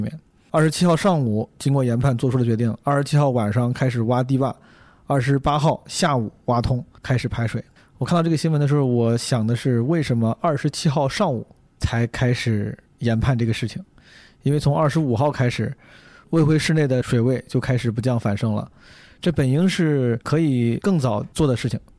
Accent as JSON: {"language": "Chinese", "region": "Henan", "country": "China", "tie": "born or raised there", "said": "我的家乡河南"}